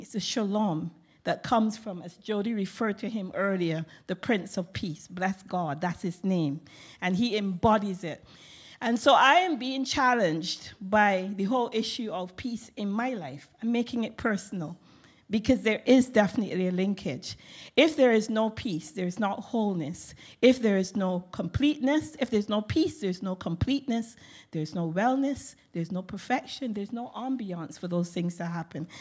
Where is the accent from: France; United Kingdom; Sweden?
United Kingdom; England; as an English person